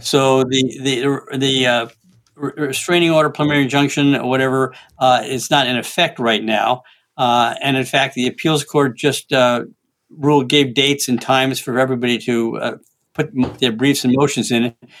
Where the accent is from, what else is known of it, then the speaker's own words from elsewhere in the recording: Washington, United States; now my home state of Washington.